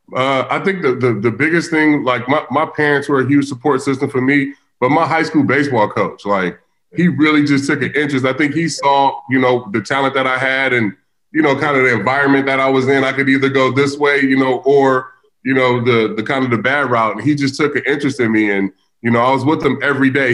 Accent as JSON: {"language": "English", "town": "Vallejo", "region": "California", "country": "United States", "tie": "born or raised there", "said": "I grew up in the hood. I grew up in Vallejo, California."}